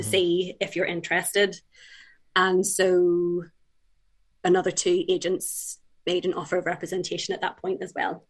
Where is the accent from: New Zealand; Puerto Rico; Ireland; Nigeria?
Ireland; also born or lived in England; I've lived in Ireland for about 30 years now. Um, but uh, I was born in England, but uh, we moved over when I was young, and all my family's from Ireland